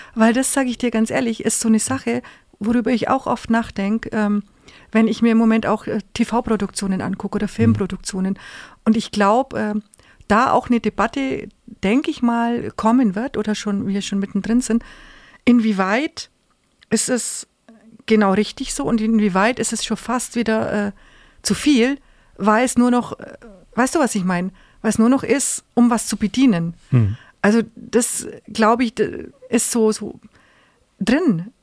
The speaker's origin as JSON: {"language": "German", "town": "Augsburg", "region": "Bavaria", "country": "Germany", "tie": "born or raised there", "said": "Augsburg ist meine Heimatstadt, die ich liebe, meine Geburtsstadt"}